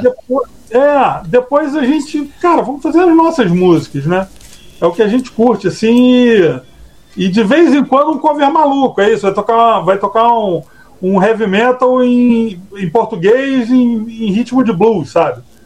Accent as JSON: {"language": "Portuguese", "country": "Brazil", "said": "a gente é brasileiro"}